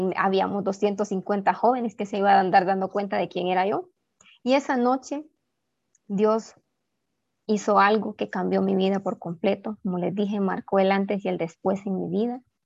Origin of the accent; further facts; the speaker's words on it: Ocotepeque, Honduras; now in Tegucigalpa, Honduras; soy originaria de Ocotepeque